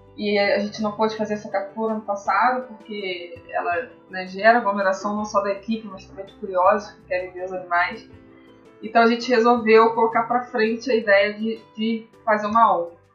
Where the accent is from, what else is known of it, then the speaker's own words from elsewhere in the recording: Petrópolis, Rio de Janeiro, Brazil; moved away as an adult; now in Niterói, Brazil; eu sou de Petrópolis, na Serra, quando eu vim fazer faculdade aqui em Niterói